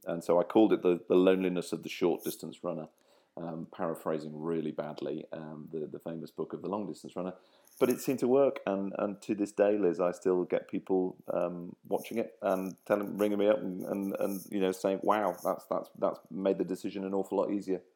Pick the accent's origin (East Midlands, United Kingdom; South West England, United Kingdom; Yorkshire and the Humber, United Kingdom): Yorkshire and the Humber, United Kingdom; Grimsby; also born or lived in Cleethorpes / Lincolnshire; I was born in Cleethorpes, brought up in Grimsby, and live in Lincolnshire